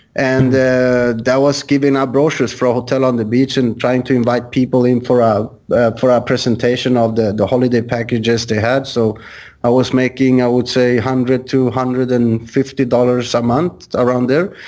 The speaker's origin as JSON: {"language": "English", "country": "Sweden", "moved": "yes", "said": "I'm originally from Sweden"}